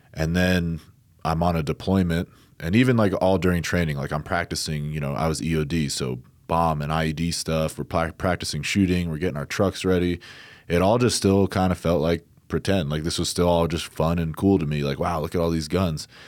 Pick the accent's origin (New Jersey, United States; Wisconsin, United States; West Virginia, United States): New Jersey, United States; I grew up in New Jersey, but I have my, uh, father's side of the family out in Iowa.